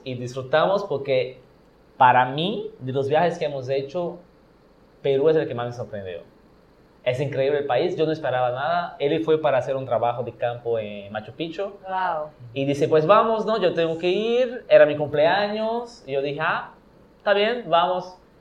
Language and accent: Spanish; Brazil; Spanish is a second language; moved away as an adult; also born or lived in Yucatán, Mexico; now in Mexico; mi pueblo, que es donde yo crecí. No nací ahí, porque nací en una ciudad cerca, pero toda mi vida y mi familia y mis papás son de allá